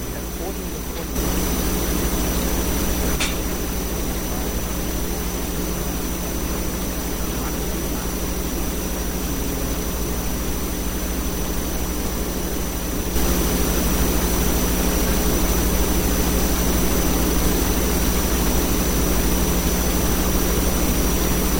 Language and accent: English; New York City, New York, United States; now in Las Vegas, United States; I'm from Staten Island